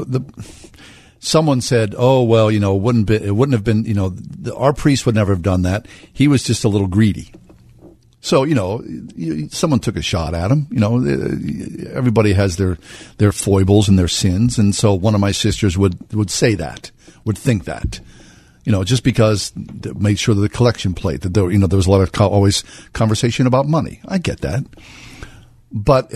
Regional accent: Swissvale, Pennsylvania, United States; As a young boy growing up in Swissvale

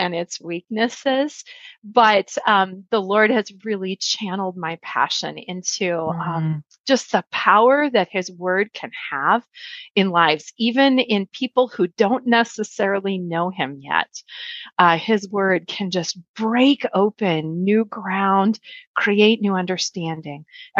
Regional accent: Minnesota, United States; I'm mostly a Minnesotan. And so, in fact, where I grew up, if you have ever heard any of the Garrison Keillor dialogues about Lake Wobegon, I essentially grew up there. I met the Lord at a very early age in a Baptist congregation

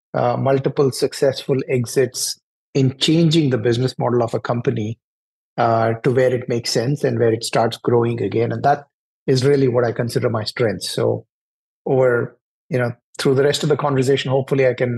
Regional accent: New Delhi, Delhi, India; moved away as an adult; now in Atlanta, United States; I grew up in New Delhi in India, and all of my education is from there

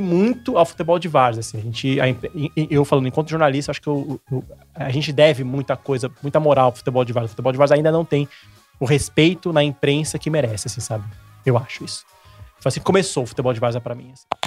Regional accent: São Paulo, Brazil; Eu morava em Santo, sou de Santo Amaro, zona sul de São Paulo

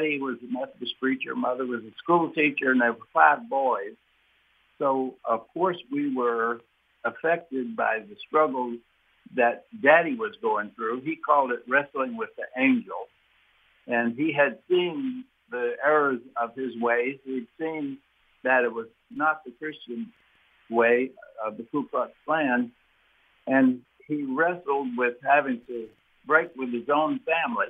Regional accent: East Brewton, Alabama, United States; also born or lived in Mobile, Alabama; I did a lot of my growing up in East Bruton, Alabama

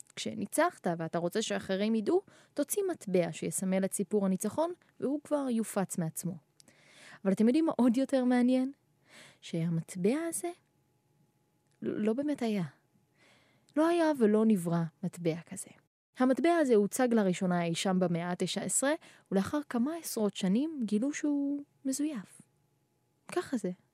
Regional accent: Haifa, Haifa District, Israel; moved away; אני בעצמי חיפנית

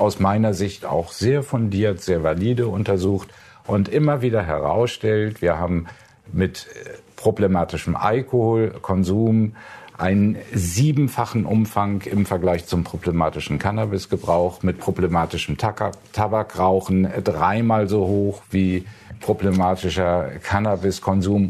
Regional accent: Hamburg, Germany; ich sage Ihnen als Hamburger

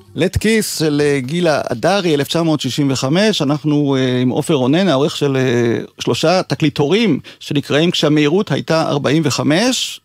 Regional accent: Israel; שגדל בקיבוץ

